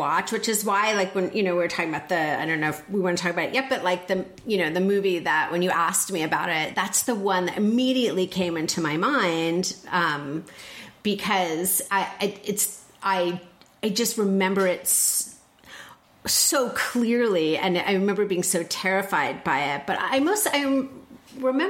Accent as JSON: {"language": "English", "region": "northern New Jersey", "country": "United States", "tie": "born or raised there", "said": "In New Jersey."}